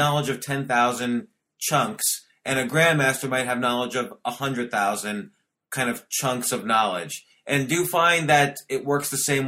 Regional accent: New York City, New York, United States; I grew up in Washington Square Park.

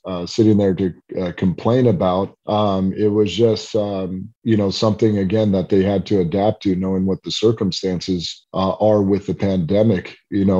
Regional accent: Southern California, United States; I grew up in Southern California

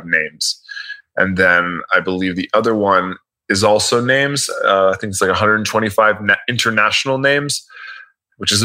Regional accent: Miami, Florida, United States; I'm from Miami

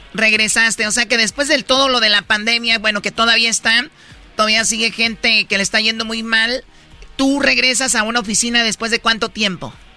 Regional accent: Tepatitlán, Jalisco, Mexico; yo soy de Tepatitlán Jalisco

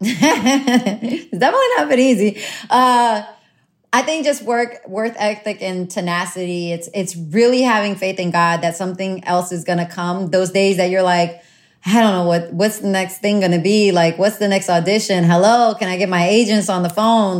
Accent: New Orleans, Louisiana, United States; also born or lived in Honduras; I'm from New Orleans. I I grew up in New Orleans. I was there since I was 2 years old.

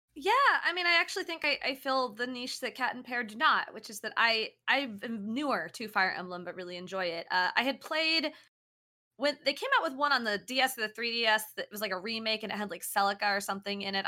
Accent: Kansas, United States; moved away as an adult; now in San Francisco Bay Area, United States; I'm from Kansas

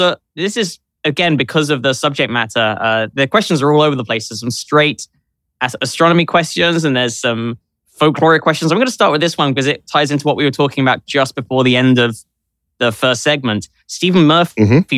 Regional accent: London, United Kingdom; I grew up in London

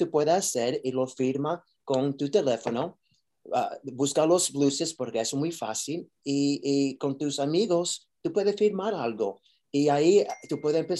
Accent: New York, United States; Spanish is a second language; yo soy de Nueva York

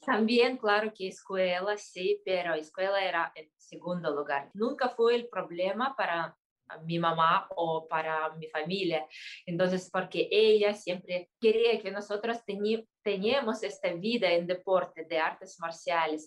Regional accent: Kyrgyzstan; en mi país, Kirguistán

